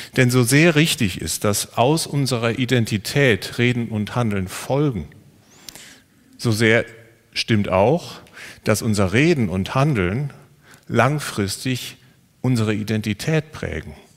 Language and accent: German; Siegerland, North Rhine-Westphalia, Germany; ich komme aus dem Siegerland